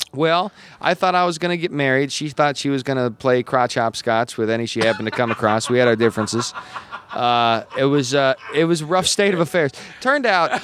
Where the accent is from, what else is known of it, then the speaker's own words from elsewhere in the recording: Gillette, Wyoming, United States; moved away as an adult; I was born in Gillette, Wyoming in in the late '80s